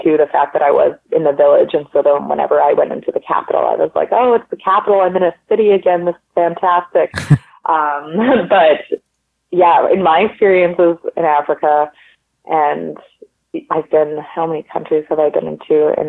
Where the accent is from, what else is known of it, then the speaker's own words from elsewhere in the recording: Canada; I'm from Canada. I speak French and English, and I speak a little bit of Polish